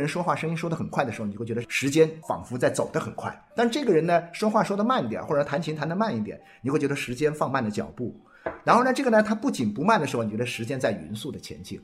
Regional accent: Guangdong, China; 我们广东话叫没搞电

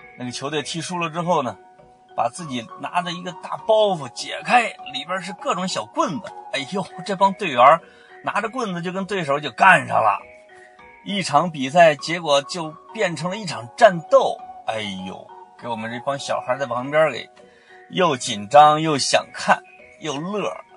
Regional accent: Henan, China; 我刚才说的是河南话

